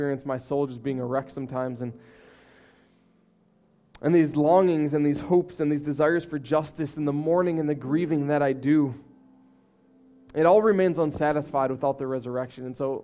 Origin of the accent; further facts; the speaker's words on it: United States; as American people